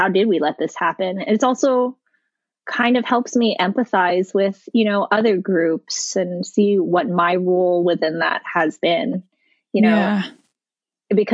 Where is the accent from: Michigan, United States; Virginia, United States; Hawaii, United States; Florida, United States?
Hawaii, United States; moved away; also born or lived in New York / Colorado; I grew up in Hawaii where, you know, basically as an Asian person, I am part of the majority